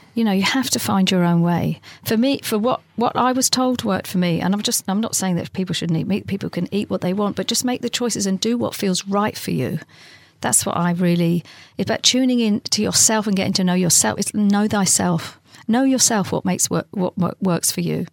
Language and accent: English; London, United Kingdom; my next door neighbour growing up in London